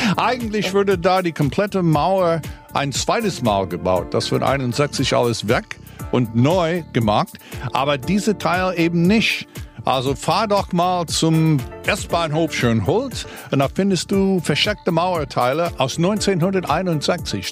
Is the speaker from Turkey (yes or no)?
no; United States; now in Berlin, Germany